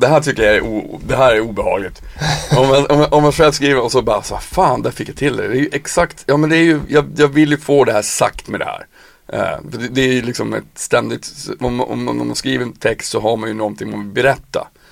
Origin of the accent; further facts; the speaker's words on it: Piteå, Norrbotten County, Sweden; moved away as an adult; now in Stockholm, Sweden; jag är ju från Piteå. Jag flyttade när jag var 18